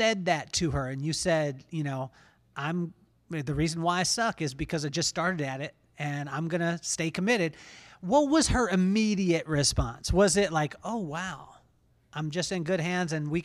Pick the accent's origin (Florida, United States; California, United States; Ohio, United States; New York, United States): California, United States; Lompoc; growing up in Lompoc, California